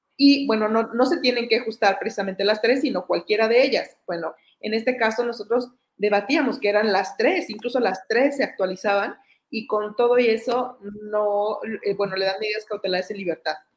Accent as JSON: {"language": "Spanish", "country": "Mexico", "said": "aquí en mi país"}